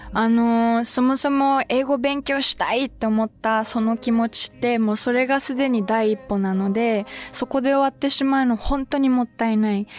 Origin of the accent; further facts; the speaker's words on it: suburbs of Tokyo, Japan; 東京の郊外に生まれ育ったんですけども